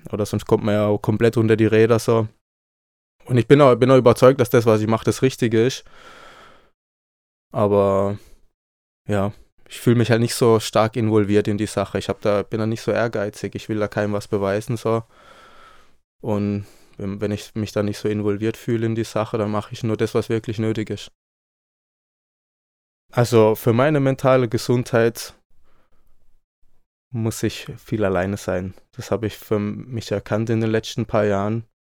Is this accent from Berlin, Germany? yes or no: no; Baden-Württemberg, Germany; now in Leipzig, Germany; Ich komme aus dem Süden, in der Nähe von Freiburg. Da bin ich aufgewachsen, also komme auch vom Land, habe französische Einflüsse, habe spanische Einflüsse. Und ja, ich bin jetzt seit einem Jahr hier in Leipzig.